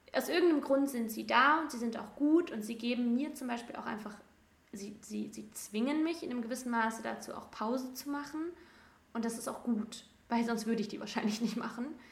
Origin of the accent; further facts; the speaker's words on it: between Cologne and Düsseldorf, North Rhine-Westphalia, Germany; moved away; ich komme aus dem Rheinland zwischen Köln und Düsseldorf